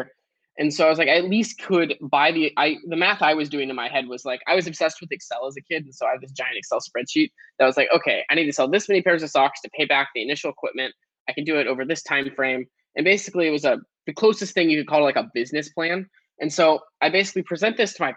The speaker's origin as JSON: {"language": "English", "town": "Portland", "region": "Oregon", "country": "United States", "tie": "born or raised there", "said": "I grew up in Portland, Oregon"}